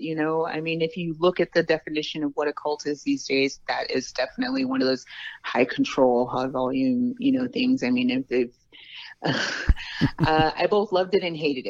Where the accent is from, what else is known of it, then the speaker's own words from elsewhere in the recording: Los Angeles, California, United States; I grew up in L.A.